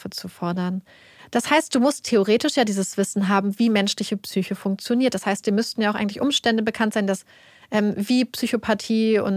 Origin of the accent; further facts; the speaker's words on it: United States; wir als Amerikaner, unser